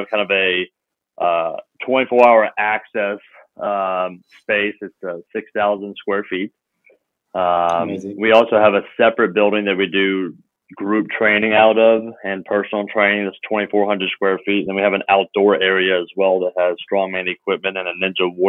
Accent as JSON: {"language": "English", "town": "Memphis", "region": "Tennessee", "country": "United States", "tie": "born or raised there", "said": "I came back to my hometown of Memphis"}